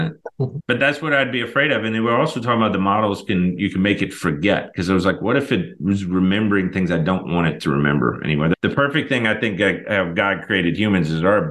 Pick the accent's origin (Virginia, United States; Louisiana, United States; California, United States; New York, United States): Louisiana, United States; New Orleans; I'm from New Orleans.